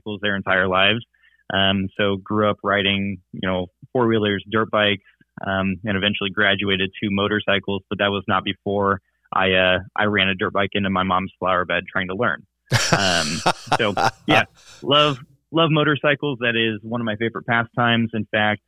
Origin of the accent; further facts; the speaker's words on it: Indianapolis, Indiana, United States; moved away as an adult; now in Louisville, United States; We are from Indianapolis, Indiana, originally